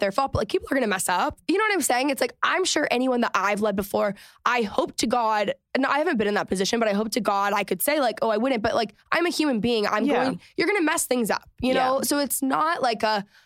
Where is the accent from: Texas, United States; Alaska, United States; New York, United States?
Texas, United States; moved away as an adult; also born or lived in Los Angeles; I'm Texan